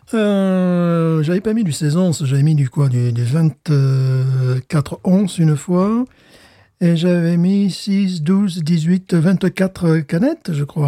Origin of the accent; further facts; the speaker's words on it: France; also born or lived in Louisiana; now in United States; je viens de France